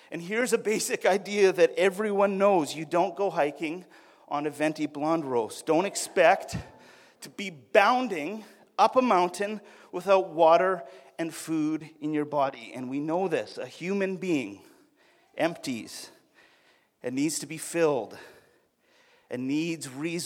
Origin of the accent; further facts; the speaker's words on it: Alberta, Canada; I'm from Alberta